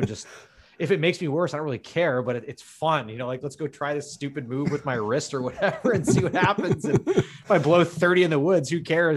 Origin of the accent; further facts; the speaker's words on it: Menlo Park, California, United States; also born or lived in Redwood City; I grew up in Menlo Park